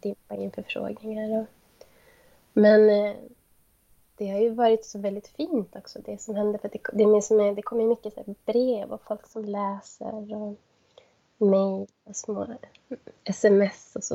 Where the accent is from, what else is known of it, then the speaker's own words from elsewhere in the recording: Kiruna, Norrbotten County, Sweden; moved away as an adult; now in Jokkmokk, Sweden; jag är uppvuxen i Kiruna.